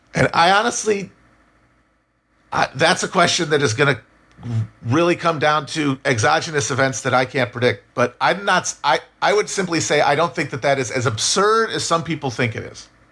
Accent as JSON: {"language": "English", "country": "United States", "said": "as Americans"}